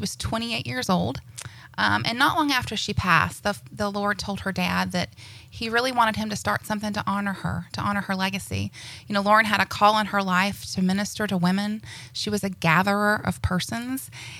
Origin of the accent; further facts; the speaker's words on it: Destin, Florida, United States; as you said. I'm from this area. I grew up in Destin. My parents moved here in the early 70s, and I've been here, oh gosh, I'll give you my age, over 47 years.